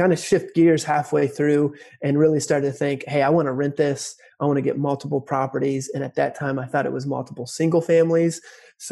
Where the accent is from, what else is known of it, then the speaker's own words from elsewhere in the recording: Dayton, Ohio, United States; here in Cincinnati, or technically Dayton here in Ohio, in my hometown